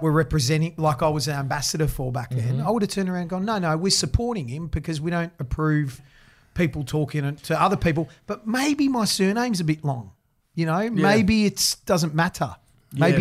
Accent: Australia; I was born in Australia. Yeah, I've got Greek culture

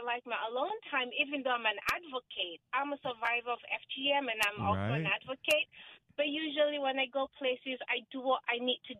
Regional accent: Sierra Leone; now in Alexandria, United States; I am from Sierra Leone, West Africa

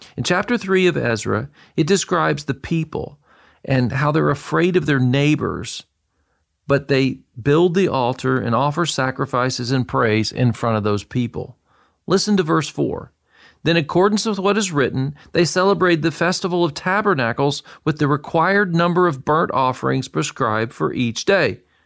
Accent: Murfreesboro, Tennessee, United States; moved away as an adult; also born or lived in Boston / Israel; I was raised in Murfreesboro, Tennessee from the time I was two years old

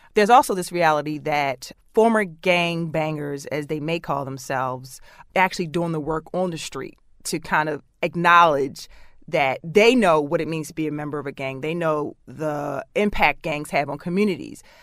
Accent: Baltimore, Maryland, United States; Growing up in Baltimore City

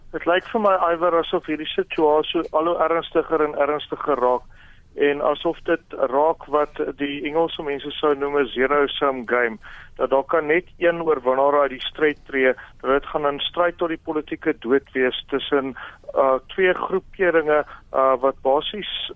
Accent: South Africa; as 'n Suid-Afrikaner

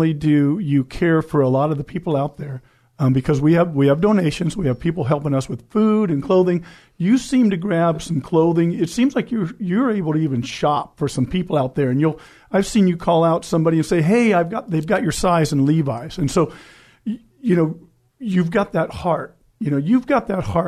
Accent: El Cajon, California, United States; I was born in El Cajon

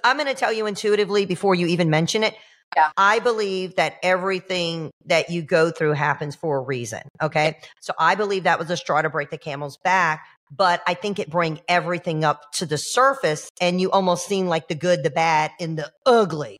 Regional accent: Georgia, United States; now in Florida, United States; I'm a transplant. I'm from Georgia. I'm a hillbilly freaking redneck. But you know, I've been here 30 years

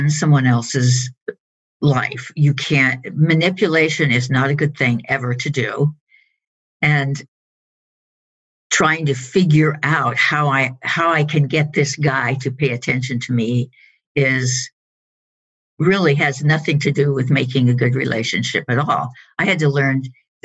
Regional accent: Colorado, United States; moved away as an adult; now in Los Angeles, United States; I grew up in Colorado, which is in the Rocky Mountain area. And I came to Los Angeles about 30 years ago

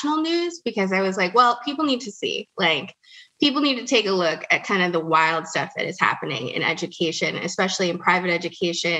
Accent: Salt Lake City, Utah, United States; I actually grew up in Salt Lake City, Utah.

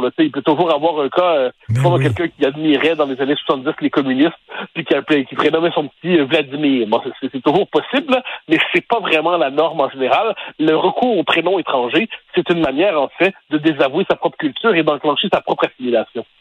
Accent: Quebec, Canada; dans nos références québécoises

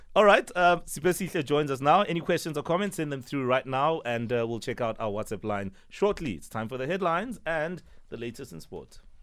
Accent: Soweto, Gauteng, South Africa; I grew up in Soweto too

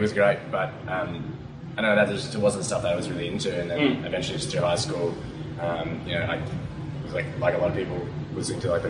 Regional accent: Philippines; Ray and I, like, we're both Filipino

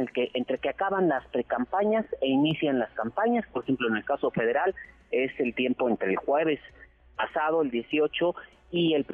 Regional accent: Mexico; como buenos mexicanos siempre dejamos todo hasta el final

